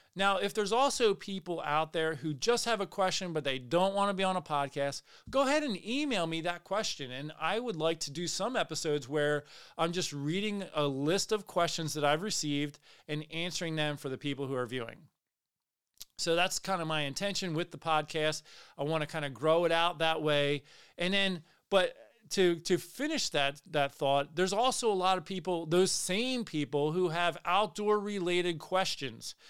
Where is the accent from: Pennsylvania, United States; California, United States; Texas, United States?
Pennsylvania, United States; I grew up in Pennsylvania. I lived there most of my life